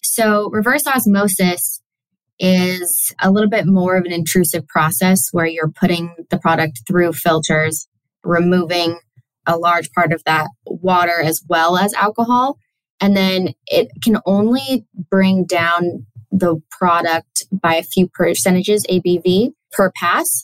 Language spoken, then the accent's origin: English; Sonoma County, California, United States; was born and raised in Sonoma County, California.